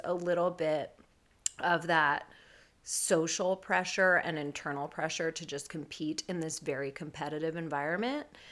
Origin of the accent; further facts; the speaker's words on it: San Francisco Bay Area, California, United States; I am from the Bay Area, born and raised here